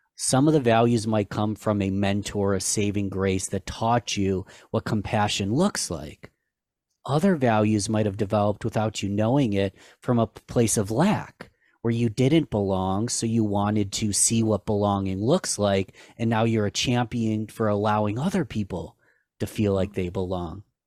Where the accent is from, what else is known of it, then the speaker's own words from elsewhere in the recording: Rochester, New York, United States; my hometown of Rochester, New York.